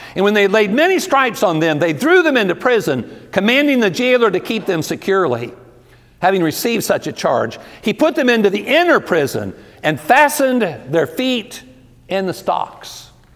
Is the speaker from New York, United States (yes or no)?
no; Ohio, United States; also born or lived in Georgia; now in Texas, United States; I'm originally from Ohio